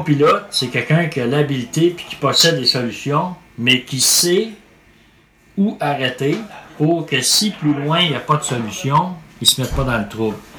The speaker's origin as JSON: {"language": "French", "region": "Quebec", "country": "Canada", "said": "chez nous au Québec"}